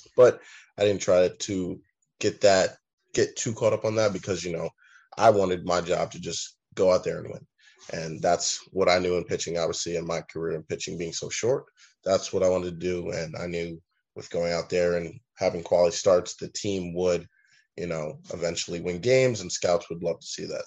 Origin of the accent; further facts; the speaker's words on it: New York, United States; growing up in New York